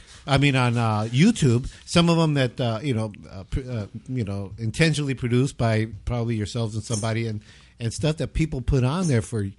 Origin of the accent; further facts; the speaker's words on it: Baldwin Park, California, United States; I'm from Baldwin Park.